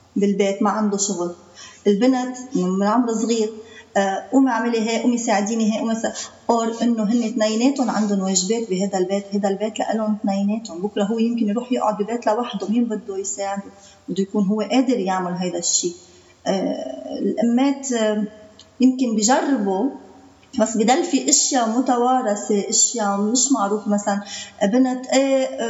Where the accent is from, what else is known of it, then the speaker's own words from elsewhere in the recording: Byblos, Keserwan-Jbeil, Lebanon; من جبال